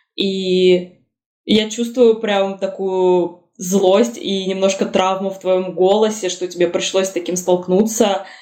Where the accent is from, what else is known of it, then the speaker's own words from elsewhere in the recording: Russia; Я там на арабском не говорю, потому что я выросла в России